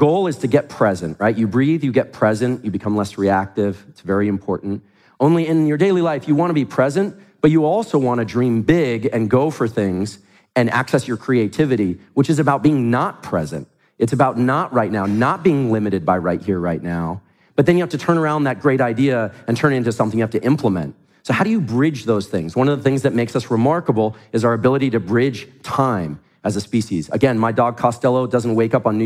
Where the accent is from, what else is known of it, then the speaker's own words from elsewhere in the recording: Silicon Valley, California, United States; I grew up in Silicon Valley